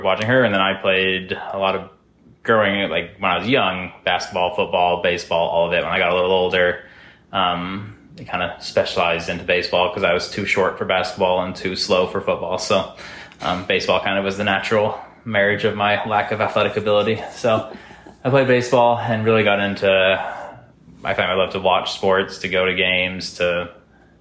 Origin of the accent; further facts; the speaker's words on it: Liberty Lake, Washington, United States; also born or lived in Provo, Utah / Sao Paulo, Brazil; my parents lived in Liberty Lake, so I grew up on Liberty Lake